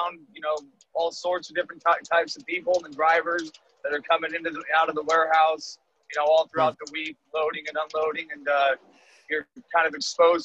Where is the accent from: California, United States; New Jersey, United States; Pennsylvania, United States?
California, United States; Sonoma County; also born or lived in Salt Lake City, Utah; I left Salt Lake when I was 3 years old. So Sonoma County, California is my home